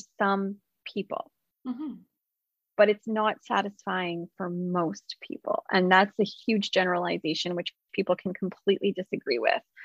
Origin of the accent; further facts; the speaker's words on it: West Coast, United States; I'm from the West Coast